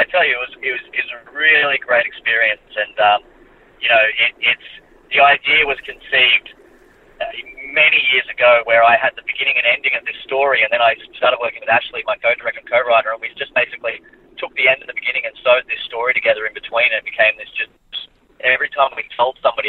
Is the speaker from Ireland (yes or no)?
no; Australia; as much as we love being Australian